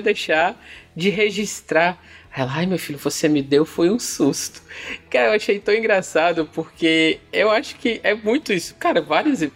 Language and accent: Portuguese; Fortaleza, Ceará, Brazil; eu sou de Fortaleza